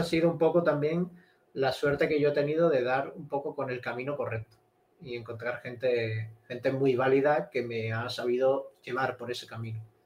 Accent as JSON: {"language": "Spanish", "area": "Cádiz", "region": "Andalusia", "country": "Spain", "tie": "born or raised there", "also_born_or_lived": "Madrid", "moved": "as an adult", "said": "me fui de, mi pueblo de Cádiz, me fui hasta Madrid a estudiar"}